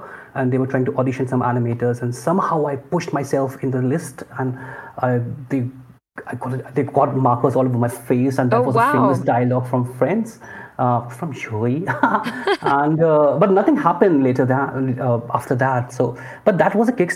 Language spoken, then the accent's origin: English; Lucknow, Uttar Pradesh, India; moved away as an adult; also born or lived in Hyderabad / Bangalore; now in Mumbai, India; I'm from Lucknow. It's a small town in the northern part of India. And I grew up there.